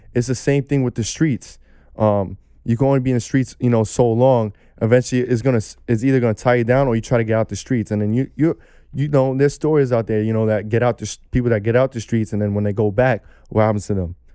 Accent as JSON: {"language": "English", "town": "New York City", "region": "New York", "country": "United States", "tie": "born or raised there", "said": "young kid growing up in Brooklyn, New York"}